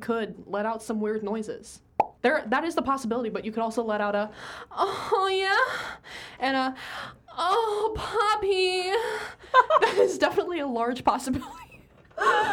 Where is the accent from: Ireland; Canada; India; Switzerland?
Canada; being Canadian